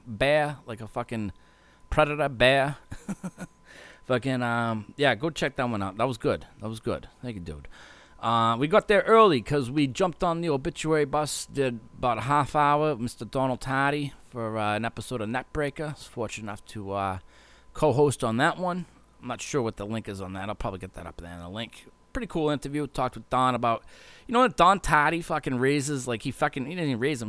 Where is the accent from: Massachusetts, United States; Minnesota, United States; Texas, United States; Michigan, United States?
Massachusetts, United States; Hopkinton; a kid growing up in Woodville, Hopkinton, like I did